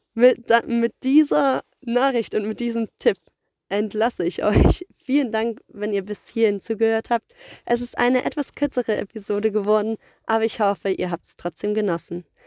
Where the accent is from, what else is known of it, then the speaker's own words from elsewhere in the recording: Germany; bei uns in Deutschland